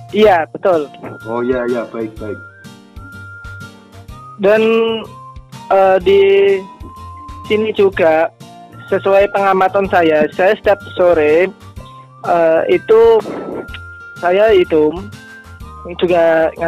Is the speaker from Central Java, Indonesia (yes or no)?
yes; Sukodono, Central Java, Indonesia; Oh, desa Sukodono, kecamatannya Tahunan, kabupatennya Jepara tadi.